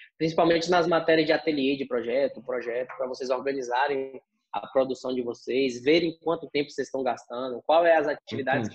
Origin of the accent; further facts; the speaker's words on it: Vitória da Conquista, Bahia, Brazil; also born or lived in Itapetinga, Bahia; eu sou nascido aqui de Vitória da Conquista, na Bahia. É, tive uma parte da minha infância que fui criado em Itapetinga